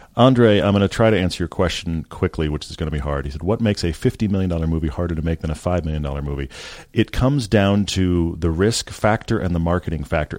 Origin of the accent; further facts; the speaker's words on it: Texas, United States; I grew up in Texas